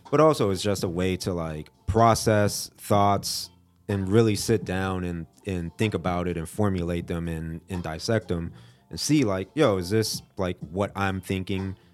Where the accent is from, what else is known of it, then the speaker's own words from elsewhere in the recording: Fort Lauderdale, Florida, United States; moved away as an adult; now in Asheville, United States; I'm from Fort Lauderdale, Florida.